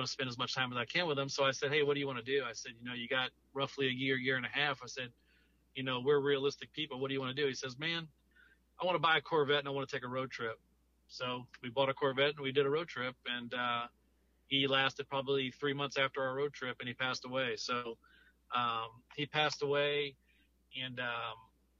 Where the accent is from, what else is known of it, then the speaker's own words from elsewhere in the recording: Louisiana, United States; moved away as an adult; now in Gulf Coast, United States; I moved to the Gulf Coast in 2011, but I'm originally from Louisiana.